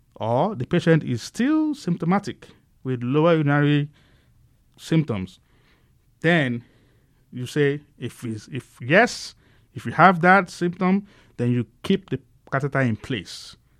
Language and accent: English; Nigeria; moved away as an adult; now in Bakersfield, United States; I grew up in a humble family back in Nigeria